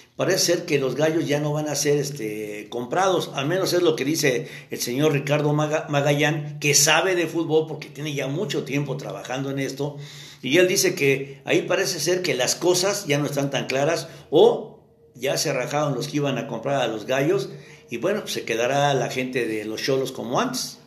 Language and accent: Spanish; Mexico; yo nací en México. No soy de la quinta generación de gringos nacidos en México, no. Soy mexicano de cepa.